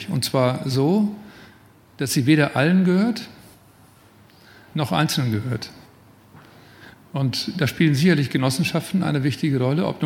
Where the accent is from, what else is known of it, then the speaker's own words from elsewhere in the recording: Berlin, Germany; auch in Berlin, wo ich herkomme